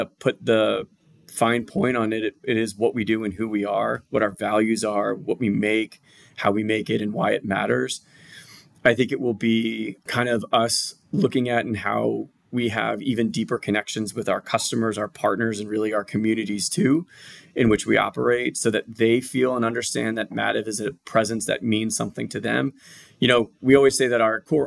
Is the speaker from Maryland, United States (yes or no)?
no; outside of Philadelphia, Pennsylvania, United States; moved away as an adult; now in Atlanta, United States; I'm outside of Philadelphia, born and bred. So I'm a tried and true Philly guy